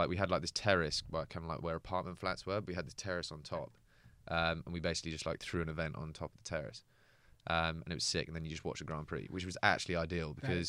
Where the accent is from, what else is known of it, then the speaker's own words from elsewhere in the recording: London, United Kingdom; moved away; also born or lived in Somerset; I was born in London, and then I moved to Somerset because I went to a school called Millfield, which is in the southwest.